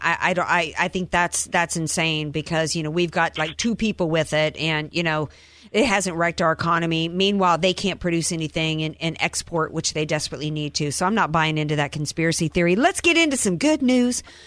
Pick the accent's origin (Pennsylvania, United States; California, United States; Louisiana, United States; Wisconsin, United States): Louisiana, United States; Cajun; I'm a Cajun, so you know we we eat every animal down there